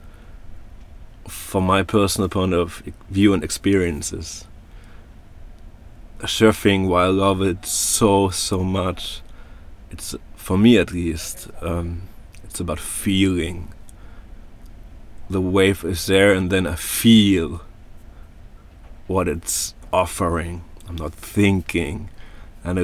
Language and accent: English; Germany; moved away; I come from Germany